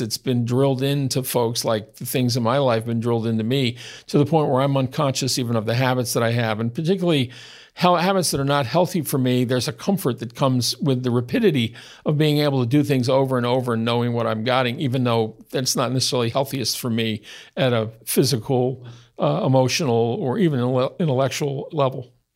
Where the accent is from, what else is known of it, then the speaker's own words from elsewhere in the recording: United States; as an American born white-skinned heterosexual male that grew up as a child in the sixties